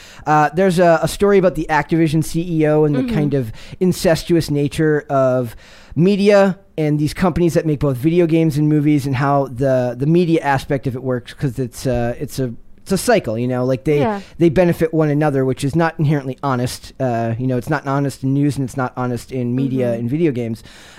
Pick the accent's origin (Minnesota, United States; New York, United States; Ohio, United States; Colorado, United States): Minnesota, United States; I'm from Minnesota, so it holds a special place in my heart.